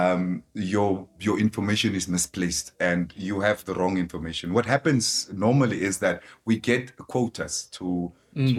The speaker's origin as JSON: {"language": "English", "region": "Khorixas area / Kunene region", "country": "Namibia", "tie": "born or raised there", "also_born_or_lived": "Swakopmund, Namibia", "said": "I was actually born there, but I kind of grew up in this area as well"}